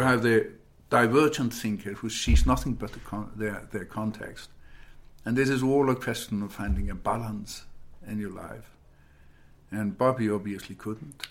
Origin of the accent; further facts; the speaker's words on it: Iceland; moved away as an adult; also born or lived in United States; growing up in Iceland